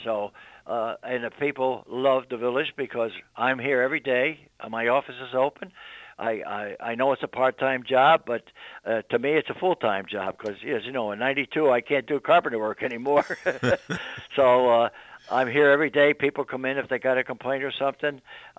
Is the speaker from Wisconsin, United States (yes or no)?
no; East Greenbush, New York, United States; now in Colonie, United States; I was born in East Greenbush, right next to the Hamlin Printing Company.